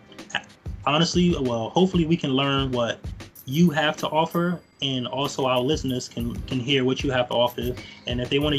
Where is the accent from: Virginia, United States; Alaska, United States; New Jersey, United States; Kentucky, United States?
New Jersey, United States; Newark; I'm from Newark, New Jersey